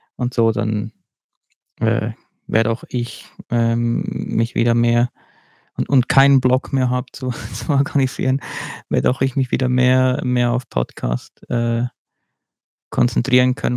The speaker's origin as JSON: {"language": "German", "country": "Switzerland", "said": "bei uns in der Schweiz"}